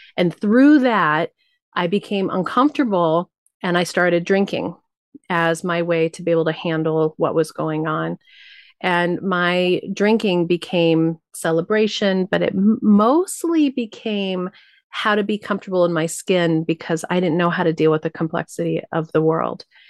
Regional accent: New Mexico, United States; I was raised Tibetan Buddhist in New Mexico.

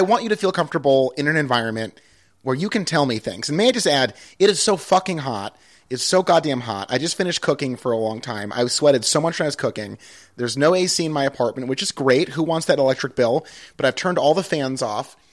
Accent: Pittsfield, Massachusetts, United States; Pittsfield, my hometown

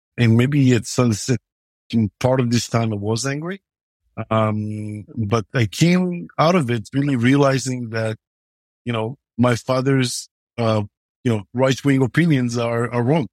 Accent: Israel; growing up in Israel

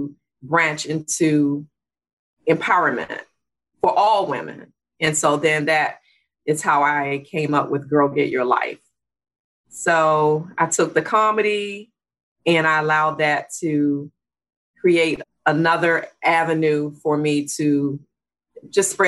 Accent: Washington, District of Columbia, United States; I grew up in Washington, D.C. I'm a real Washingtonian, been here all my life

